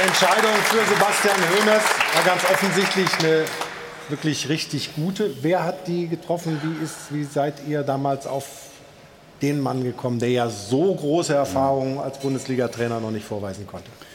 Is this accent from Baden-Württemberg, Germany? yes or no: yes; Stuttgart, Baden-Württemberg, Germany; now in Cologne, Germany; Ich komme aus Stuttgart